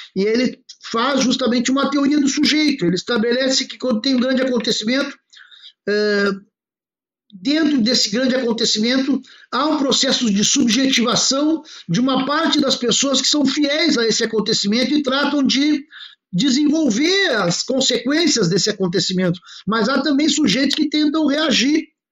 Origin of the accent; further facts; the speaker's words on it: Porto Alegre, Rio Grande do Sul, Brazil; eu sou de Porto Alegre